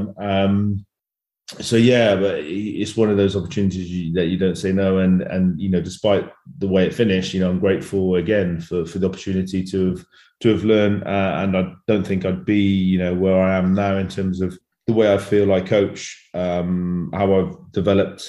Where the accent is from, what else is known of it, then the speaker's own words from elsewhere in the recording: England, United Kingdom; moved away as an adult; now in France; a 33-year-old Englishman